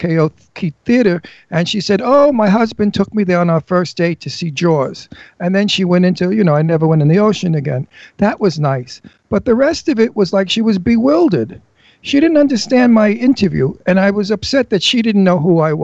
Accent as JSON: {"language": "English", "town": "Brooklyn", "region": "New York", "country": "United States", "also_born_or_lived": "Long Island / Setauket / Garden City", "moved": "yes", "lives_now": "Palm Springs, United States", "said": "I'm Italian from Brooklyn."}